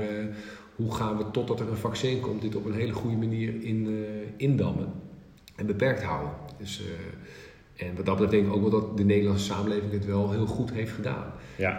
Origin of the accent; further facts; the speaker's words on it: northern Netherlands, Netherlands; als Noorderling